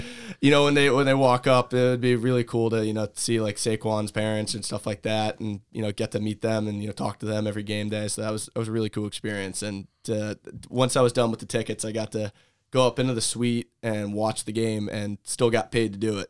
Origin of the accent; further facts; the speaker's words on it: Monmouth County, New Jersey, United States; growing up in Monmouth County